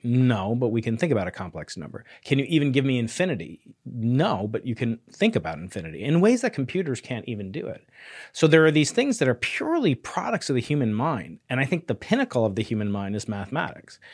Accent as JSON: {"language": "English", "region": "New York", "country": "United States", "moved": "yes", "said": "as a New Yorker"}